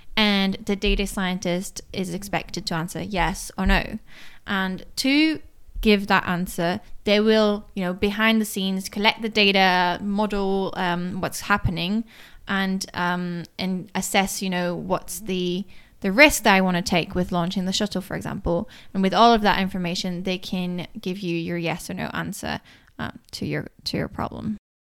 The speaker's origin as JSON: {"language": "English", "town": "Paris", "region": "Île-de-France", "country": "France", "tie": "born or raised there", "also_born_or_lived": "London", "accent": "slight British", "second_language": "English", "moved": "as an adult", "said": "I'm originally French. I grew up in Paris and I was um, in high school in Paris"}